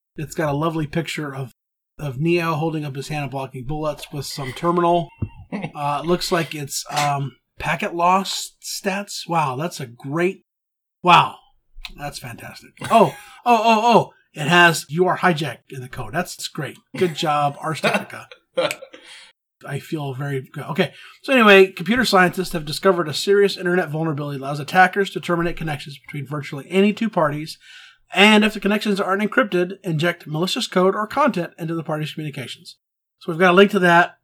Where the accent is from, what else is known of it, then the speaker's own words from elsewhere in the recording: Texas, United States; growing up in Texas